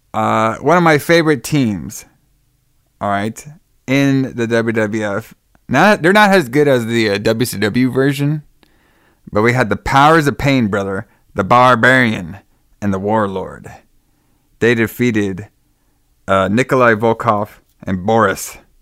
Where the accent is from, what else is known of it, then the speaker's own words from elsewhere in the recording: Dallas, Texas, United States; I'm from Dallas